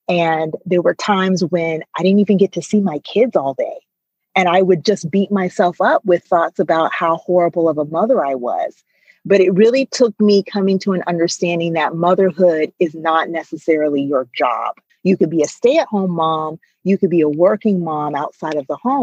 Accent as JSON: {"language": "English", "country": "United States", "said": "growing up in America"}